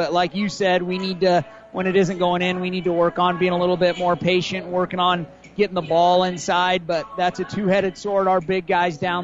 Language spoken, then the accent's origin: English; Boone County, Nebraska, United States; I grew up in Boone County